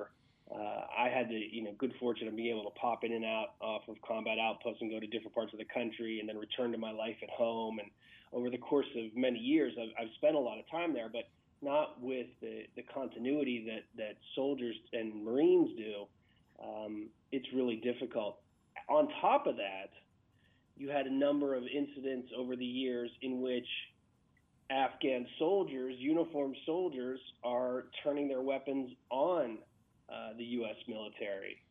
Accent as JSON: {"language": "English", "region": "Western Pennsylvania", "country": "United States", "tie": "born or raised there", "said": "I grew up in Western PA."}